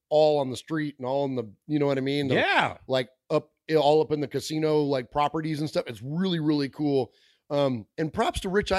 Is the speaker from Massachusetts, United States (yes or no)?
no; California, United States; also born or lived in Middle Tennessee; now in Tennessee, United States; we're from California, but we brought a Raider fandom to Middle Tennessee.